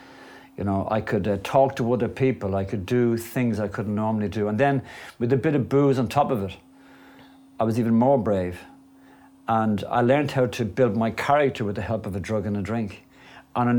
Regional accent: Dublin, Leinster, Ireland; I grew up in a place called Clontarf in Dublin

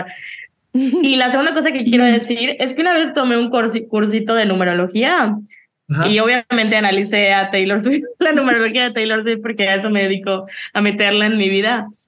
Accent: Yucatán, Mexico; o sea, yo soy de Yucatán, ¿cómo iba a conocer

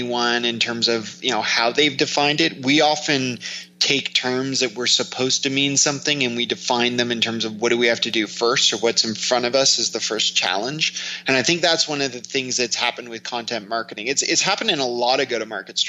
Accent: Toronto, Ontario, Canada; I'm from Toronto

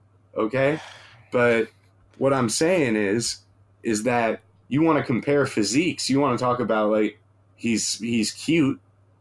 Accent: East Coast, United States; we grew up on the East Coast.

